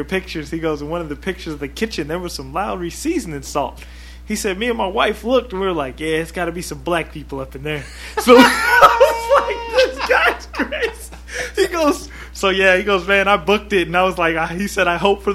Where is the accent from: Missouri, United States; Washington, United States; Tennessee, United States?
Washington, United States; moved away; we're from Washington State too